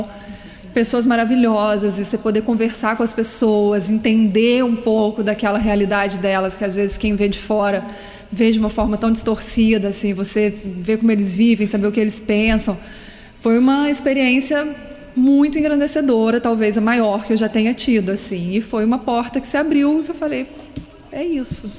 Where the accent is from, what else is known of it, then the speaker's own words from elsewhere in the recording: Minas Gerais, Brazil; now in Vila Velha, Brazil; Eu sou de Minas e mineiro